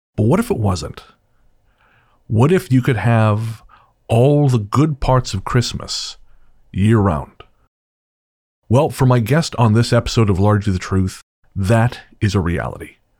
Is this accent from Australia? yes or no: no; Revelstoke, British Columbia, Canada; moved away; back in Revelstoke, in my hometown